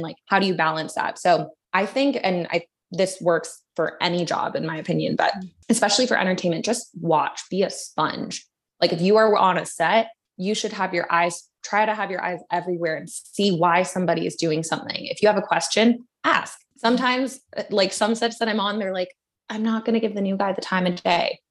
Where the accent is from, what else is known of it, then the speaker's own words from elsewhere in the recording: Vancouver, British Columbia, Canada; moved away as an adult; also born or lived in Dallas, Texas, United States / Toronto, Canada; now in Los Angeles, United States; I was born in Dallas, and my dad's work brought us to Toronto and then eventually Vancouver when I was two. And so grew up in Vancouver, did K through twelve at the same school